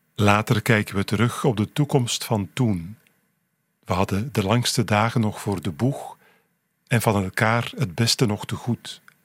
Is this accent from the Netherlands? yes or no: no; Flanders, Belgium; bij ons in Vlaanderen